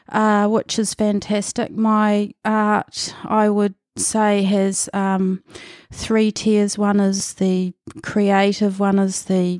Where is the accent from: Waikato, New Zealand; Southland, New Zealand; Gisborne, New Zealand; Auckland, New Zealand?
Gisborne, New Zealand; Manutuke; born there; I was born in Manatuki, which is Gisborne was my big town, about 30, 40 minutes out of Gisborne, near Yangnick's Head around there, another Moriwai actually.